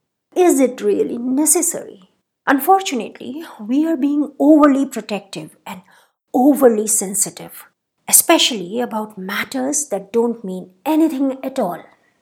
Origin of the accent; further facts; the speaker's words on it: Rajasthan, India; I did a couple of years of growing up in Rajasthan, where the nose is a very important accoutrement in a woman's beauty paraphernalia.